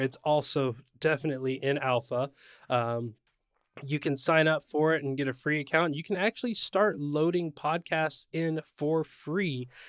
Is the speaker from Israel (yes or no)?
no; San Diego, California, United States; my hometown of San Diego